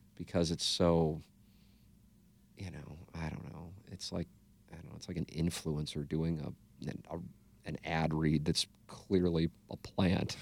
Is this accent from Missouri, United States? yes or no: yes; St. Louis, Missouri, United States; Saint Louis is fine. It's my hometown